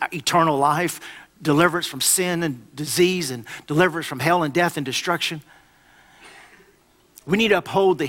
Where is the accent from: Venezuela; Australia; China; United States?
United States; I am obligated as an American